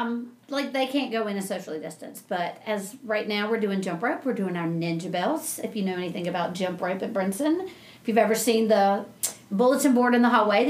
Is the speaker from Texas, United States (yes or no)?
no; Franklin, Virginia, United States; now in North Carolina, United States; I'm from a little town called Franklin, Virginia.